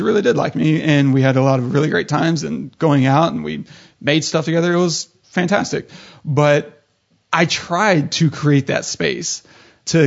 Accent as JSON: {"language": "English", "region": "the South", "country": "United States", "tie": "born or raised there", "said": "I was raised in the South, in a small town South"}